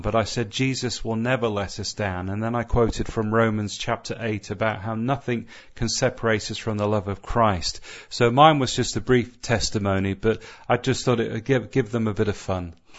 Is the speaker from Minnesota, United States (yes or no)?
no; Southern California, United States; moved away; growing up in Southern California